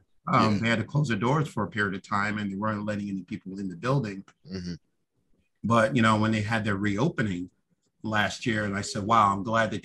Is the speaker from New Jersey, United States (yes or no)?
no; Philadelphia, Pennsylvania, United States; we're from Philadelphia. We live in the Philly area